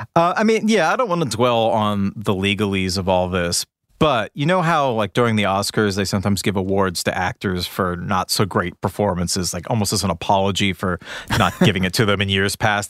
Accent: New England, United States; I'm from New England

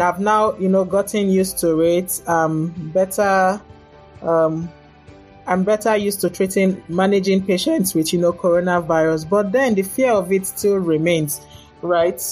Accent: Nigeria; moved away as an adult; also born or lived in Lagos, Nigeria / Ghana / Cardiff, Wales; now in Dayton, United States; I'm from Nigeria

